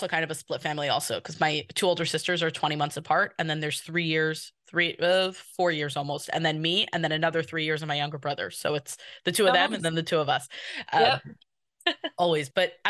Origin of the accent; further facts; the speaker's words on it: New York, United States; I'm from New York.